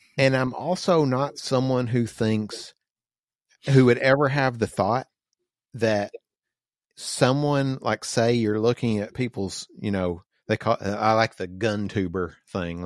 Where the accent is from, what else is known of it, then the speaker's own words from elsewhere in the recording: the South, United States; moved away; we grew up in the South and sorta like we got used to o, owning and shooting guns